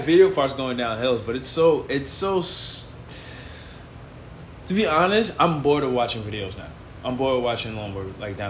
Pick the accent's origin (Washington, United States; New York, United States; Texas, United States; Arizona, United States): New York, United States; New York City; I'm straight from Queens, man.